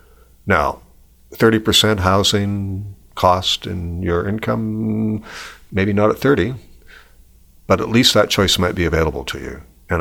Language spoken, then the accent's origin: English; Canada; In a sense, by being Canadian, you had a right to that.